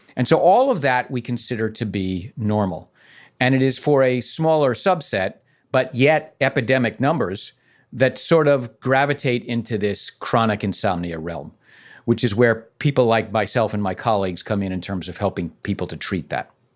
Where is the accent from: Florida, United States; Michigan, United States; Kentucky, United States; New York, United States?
New York, United States; New York City; I'm from the Bronx